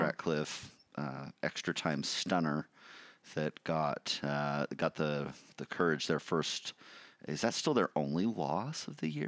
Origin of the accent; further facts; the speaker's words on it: United States; I'm American